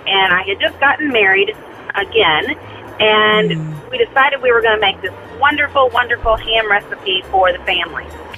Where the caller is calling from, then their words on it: Missouri, United States; I'm calling from Missouri.